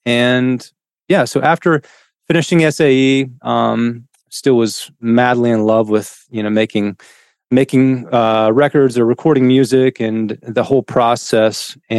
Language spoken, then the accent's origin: English; Tennessee, United States; I grew up in East Tennessee. I forgot to mention that. So it's about 4.5 hours here from Nashville.